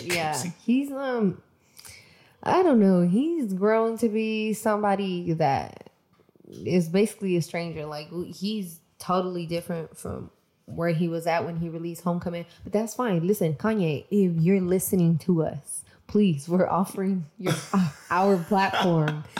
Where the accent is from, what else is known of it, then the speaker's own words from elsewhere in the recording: Mexico; I'm from Mexico